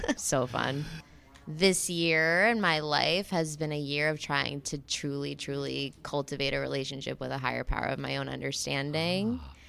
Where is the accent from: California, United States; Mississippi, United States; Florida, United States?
Florida, United States; Fort Lauderdale; I'm an alcoholic. I'm from Fort Lauderdale, Florida.